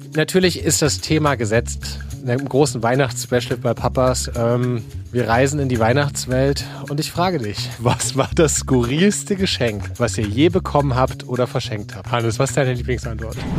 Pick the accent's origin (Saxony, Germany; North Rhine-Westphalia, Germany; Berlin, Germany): Saxony, Germany; Leipzig; moved away; Wir kommen ja aus Leipzig